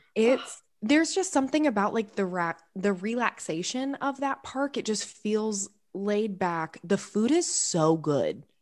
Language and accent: English; Jacksonville, Florida, United States; I am born and raised in Jacksonville, Florida, in an incredibly Southern family